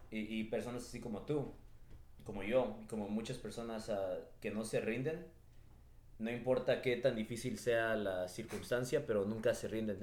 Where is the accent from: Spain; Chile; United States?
United States; Los Angeles, California; yo crecí en, en Echo Park, aquí en, por, el, por el centro de Los Ángeles